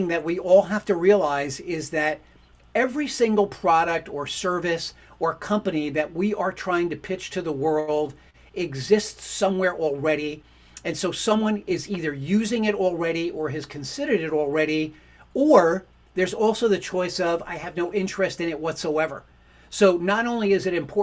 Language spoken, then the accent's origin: English; New York, United States; I'm from New York